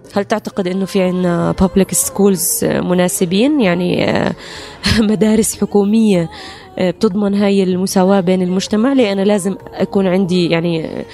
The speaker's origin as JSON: {"language": "Arabic", "country": "Jordan", "said": "أنا جنسيتي الأردنية مضمونة وموجودة وأنا أردنية في جميع الأحوال"}